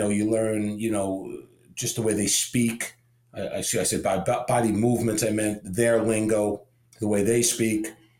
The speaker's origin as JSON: {"language": "English", "region": "New York", "country": "United States", "tie": "born or raised there", "moved": "as an adult", "lives_now": "Florida, United States", "said": "my upbringing, you know, growing up in New York"}